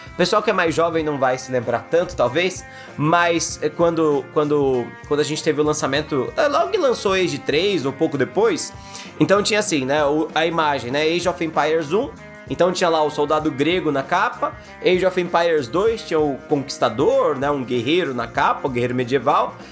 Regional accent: Brazil; A gente é brasileiro

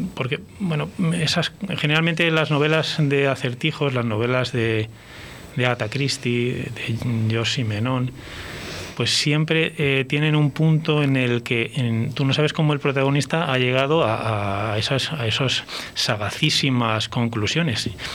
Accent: Valladolid, Castile and León, Spain; moved away as an adult; now in Burgos, Spain; yo soy de Valladolid y, no puedo dejar de serlo

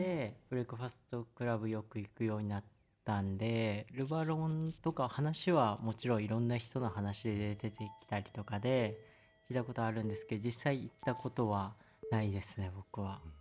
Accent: Osaka, Japan; now in Tokyo, Japan; 僕大阪出身

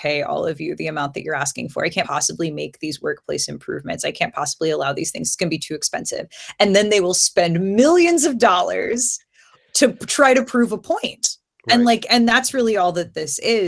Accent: near Bessemer, Alabama, United States; now in Baltimore, United States; I'm from Alabama. I grew up not very far from Bessemer

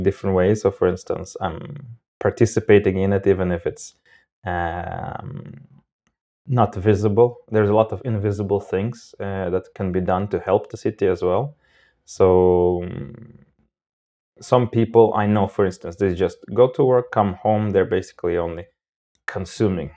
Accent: Moldova; moved away as an adult; also born or lived in Armenia (ancestry); now in Sweden; I'm originally not from Sweden. I'm from Moldova with basic roots from all sorts of places.

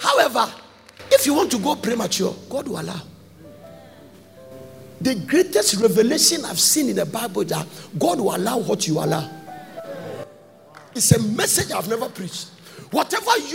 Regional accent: Ghana; moved away; I'm from Ghana.

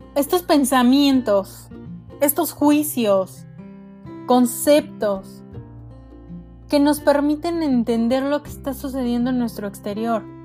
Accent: Mexico; nos conocemos como mexicanos

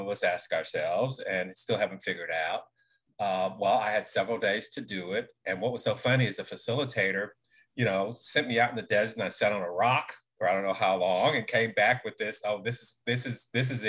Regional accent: Texarkana, Texas, United States; now in Dallas, United States; I'm from East Texas, Texarkana, Texas. That's where I grew up

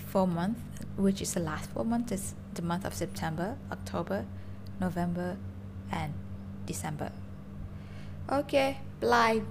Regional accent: Bangkok, Thailand; แม่ฉันอยู่กรุงเทพ ฉันเป็นคนกรุงเทพ

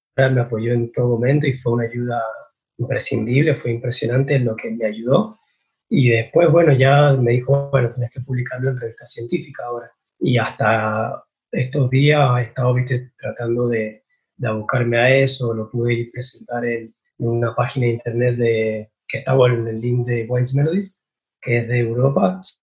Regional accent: San Martín, Mendoza, Argentina; soy de San Martín Mendoza

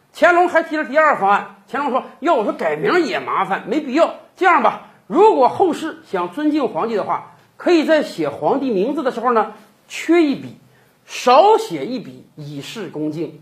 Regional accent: China; 我们中国人

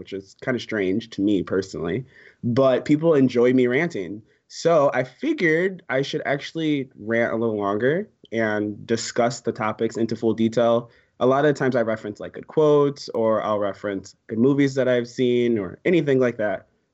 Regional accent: Buffalo, New York, United States; moved away as an adult; now in San Francisco, United States; I live in San Francisco, but I grew up in Buffalo, New York

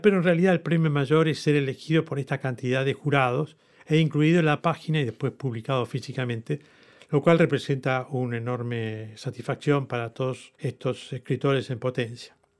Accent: Argentina; con mucho orgullo, como argentino lo digo

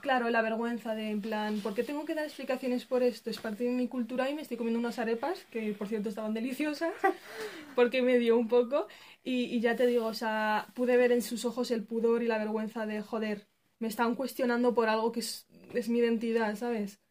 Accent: Spain; also born or lived in Morocco (parents' origin); España, nuestra, el país donde nos hemos criado

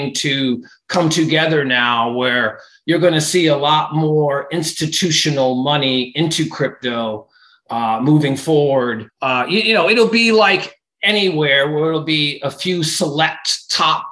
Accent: Cape Cod, Massachusetts, United States; also born or lived in Florida; I grew up in Cape Cod, Mass.

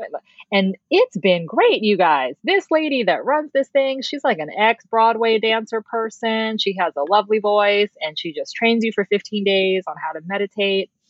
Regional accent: Philippines; because we're Filipino and Filipinos do not have eyelashes.

